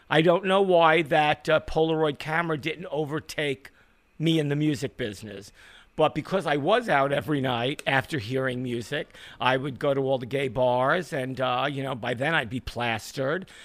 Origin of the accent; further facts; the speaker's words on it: New York City, New York, United States; I grew up in Borough Park.